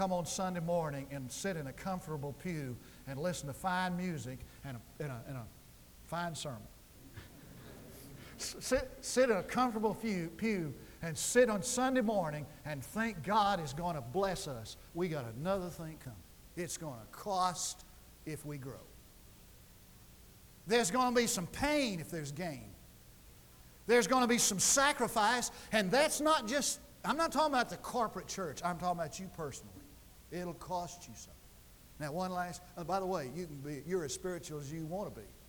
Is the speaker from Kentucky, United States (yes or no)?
no; Lubbock, Texas, United States; now in Durant, United States; I grew up in West Texas, where Kenneth lives.